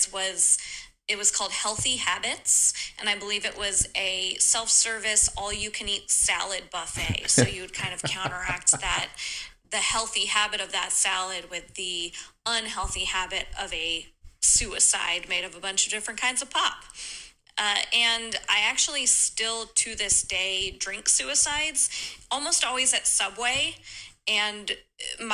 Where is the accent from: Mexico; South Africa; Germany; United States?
United States; Denver, Colorado; I grew up in Denver, Colorado, which means that we called it pop